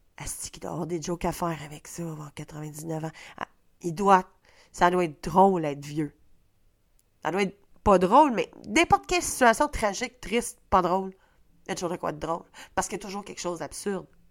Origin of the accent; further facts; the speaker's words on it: Quebec, Canada; accent: Québec; mon accent de Québec